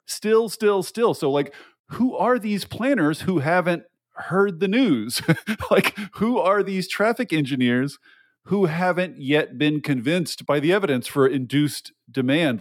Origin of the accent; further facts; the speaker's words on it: Tennessee, United States; moved away; I'm, I'm from Tennessee originally